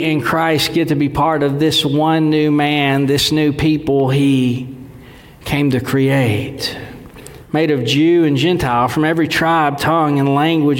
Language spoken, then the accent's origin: English; Texas, United States; I'm from Dewayville, Texas, so a lot of what I say sounds simple. I know my accent